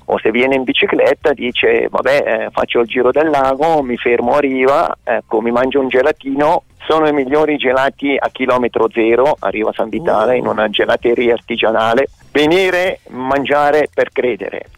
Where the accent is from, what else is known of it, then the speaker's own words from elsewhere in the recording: Mendrisiotto, Ticino, Switzerland; Noi siamo Momò e siamo fieri di essere Momò